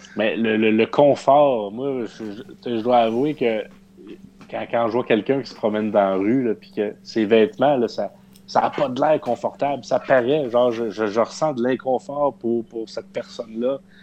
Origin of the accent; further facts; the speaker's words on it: Saint-Hyacinthe, Quebec, Canada; nous sommes tous natifs de Saint-Hyacinthe